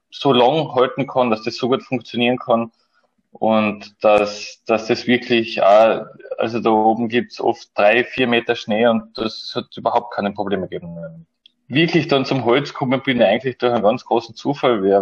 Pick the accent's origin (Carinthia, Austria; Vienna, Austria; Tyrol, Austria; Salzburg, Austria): Carinthia, Austria; Klagenfurt; bin 1992 äh, in Klagenfurt geboren und bin dort eigentlich bis zur Matura in die Schule gegangen